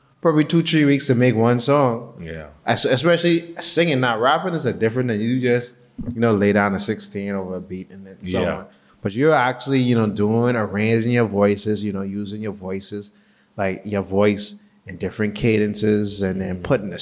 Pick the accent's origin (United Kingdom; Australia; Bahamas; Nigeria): Bahamas; growing up in the Bahamas